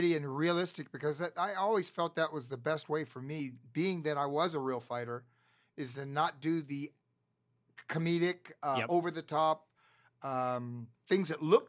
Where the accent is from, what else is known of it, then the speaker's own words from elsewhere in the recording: Florida, United States; now in Los Angeles, United States; I'm from Florida.